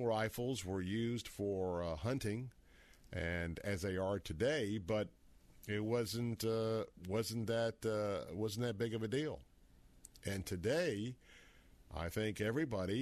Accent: Tampa, Florida, United States; I grew up in North Tampa, kind of in the outer Carrollwood area, North Tampa area

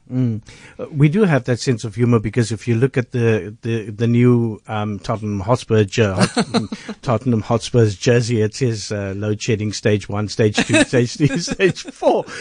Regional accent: South Africa

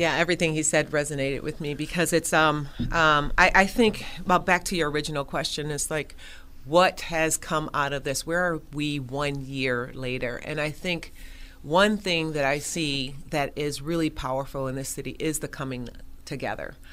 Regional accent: Buffalo, New York, United States; So I was born and raised on Jefferson Avenue.

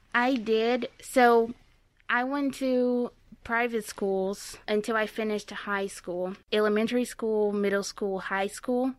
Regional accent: Itapira, São Paulo, Brazil; English is a second language; moved away as an adult; now in Fort Wayne, United States; I am from São Paulo State, but I grew up in a very small city called Itapira.

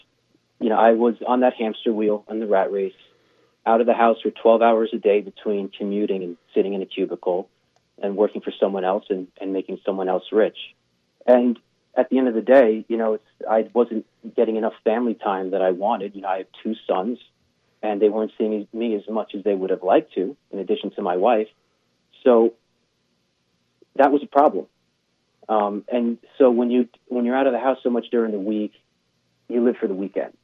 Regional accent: Northeast, United States; growing up in the Northeast

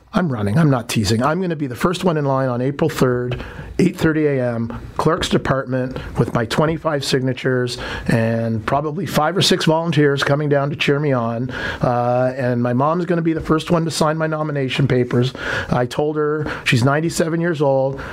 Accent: Toronto, Ontario, Canada; I was born and raised in Toronto, Jamaican parentage

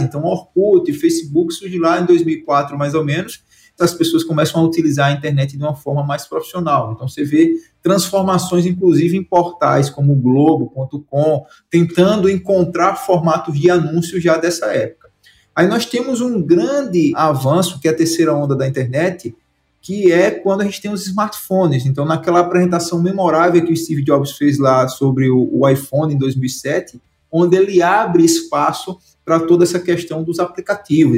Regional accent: Santana do Ipanema, Alagoas, Brazil; moved away; also born or lived in Maceió; Fui sair da cidade onde eu nasci, que foi o interior de Alagoas, a Santana do Ipanema, o nome da cidade, o sertão brabo, uma seca danada lá. E me mudei para Maceió

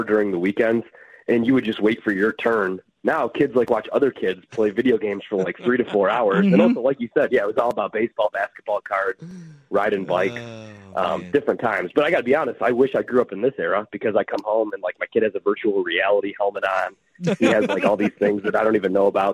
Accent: Chicago, Illinois, United States; moved away as an adult; also born or lived in Milwaukee, Wisconsin; now in Washington, D.C., United States; I grew up in the Chicagoland area, and then I was in Milwaukee for a couple years

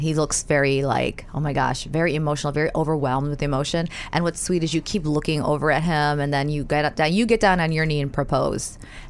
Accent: New York City, New York, United States; I'm a New Yorker

